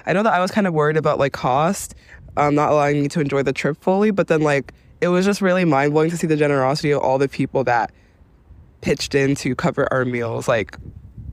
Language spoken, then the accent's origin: English; New York, United States; moved away as an adult; now in Chicago, United States; I'm from New York